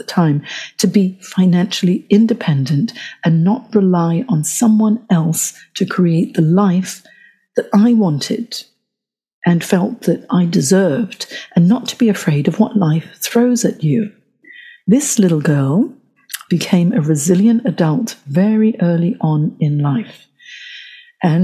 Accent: Johor Bahru, Johor, Malaysia; also born or lived in Hong Kong; So my father's work as a Malayan civil servant and academic meant that I grew up in Johor Bahru in Hong Kong

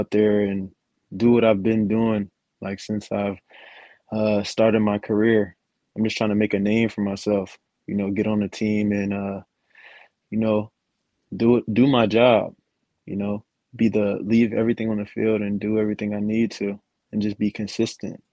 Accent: New Jersey, United States; now in North Carolina, United States; I'm from New Jersey, but right now, North Carolina is where I stay at right now.

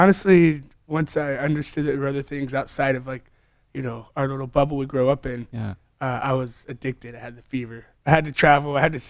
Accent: Atlanta, Georgia, United States; moved away as an adult; also born or lived in Charlotte, North Carolina / Ohio / California / Spain; Born and raised in Atlanta, downtown. Did all my schooling there, then moved to Charlotte, North Carolina.

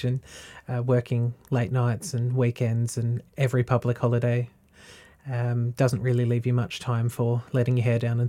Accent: Latrobe Valley, Victoria, Australia; now in Warragul, Australia; I grew up in the Latrobe Valley, which is a little over half an hour down the road from here

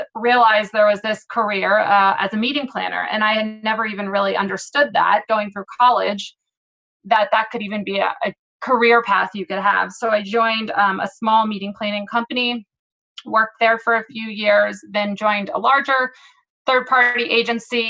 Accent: Philadelphia, Pennsylvania, United States; moved away as an adult; now in San Diego, United States; I am originally from Philadelphia and moved out to San Diego

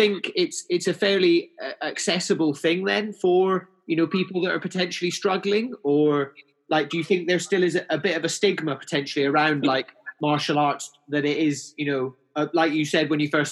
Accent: Highlands of Scotland, United Kingdom; moved away as an adult; also born or lived in Australia; now in The Witterings, United Kingdom; I'm from the Highlands of Scotland

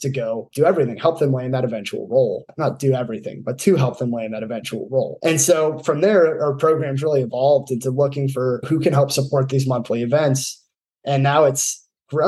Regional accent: California, United States; moved away as an adult; I grew up in California

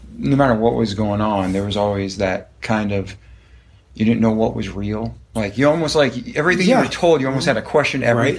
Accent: Boston, Massachusetts, United States; I'm from Boston

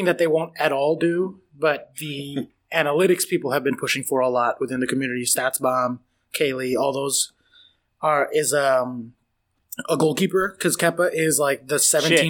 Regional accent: United States; As an American

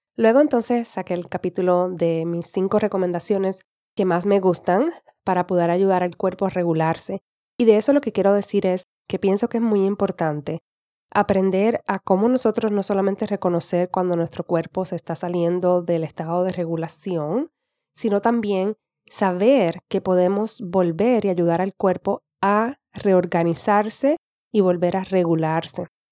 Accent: Puerto Rico; accent: Puerto Rican; now in United States; Hablo más estilo puertorriqueño

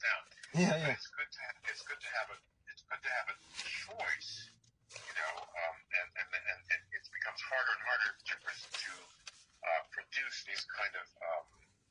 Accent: New York City, New York, United States; when I was a kid, I grew up in New York City

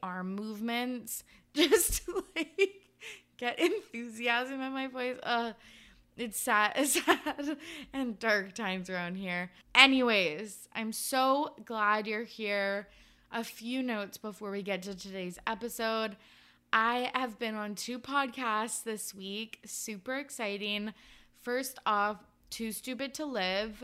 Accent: Canada; I'm Canadian

